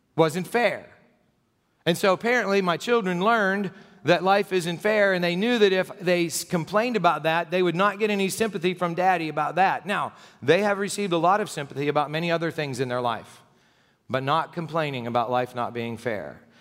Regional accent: United States; I was born in the United States and that I've got to live here all my life

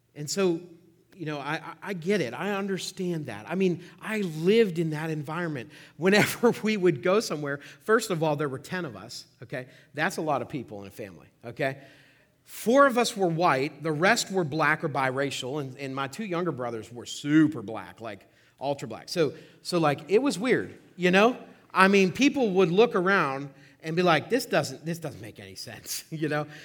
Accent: Oil City, Pennsylvania, United States; I was born in Oil City, uh, about thirty-five years ago.

